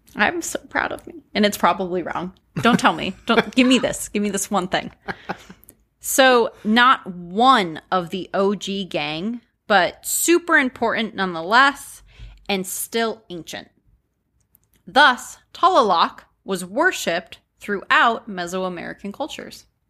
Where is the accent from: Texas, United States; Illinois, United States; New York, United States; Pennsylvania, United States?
Pennsylvania, United States; moved away; I'm from Pennsylvania